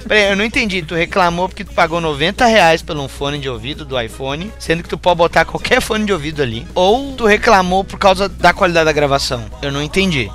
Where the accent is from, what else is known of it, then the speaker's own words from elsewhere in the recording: Rio Grande do Sul, Brazil; aqui do Sul tinha só nós três